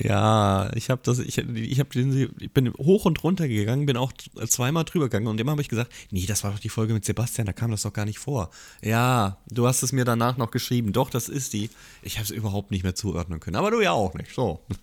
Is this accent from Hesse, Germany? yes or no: yes; Hesse, Germany; ich komme ja aus dem Dorf und ich bin in Hessen geboren und da kennt jeder jeden